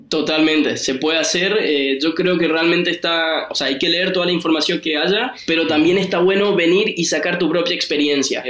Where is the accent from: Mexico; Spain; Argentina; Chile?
Argentina; moved away as an adult; now in Copenhagen, Denmark; soy argentino, pero también tengo pasaporte italiano